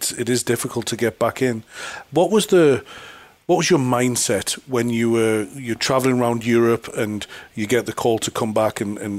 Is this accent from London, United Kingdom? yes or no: no; Newcastle upon Tyne, North East England, United Kingdom; moved away as an adult; now in Australia; I'm from Newcastle, which is a big football city in the UK. And I've been in Australia now 14 years